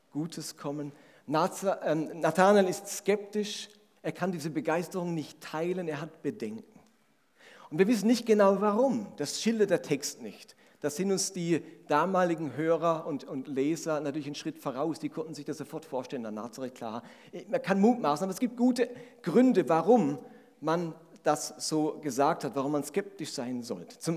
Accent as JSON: {"language": "German", "town": "Grenzach-Wyhlen", "region": "Baden-Württemberg", "country": "Germany", "said": "Bei uns in Grenzach-Wielen, wo ich herkomme, Grenzach-Wielen, Doppeldorf, da gab es immer noch alte Leute, die sind ihr Lebtag nicht nach Grenzach."}